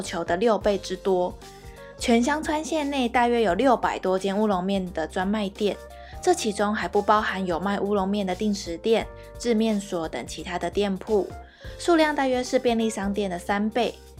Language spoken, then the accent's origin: Chinese; Taiwan; 我们台湾也会用高烧意面当早餐耶